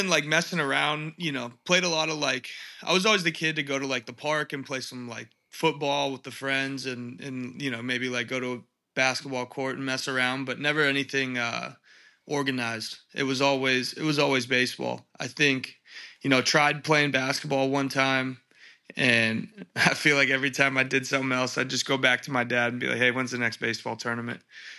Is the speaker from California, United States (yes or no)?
yes; Encinitas, California, United States; It was pretty, pretty slow pace, man. It's like Encinitas is like a beach town.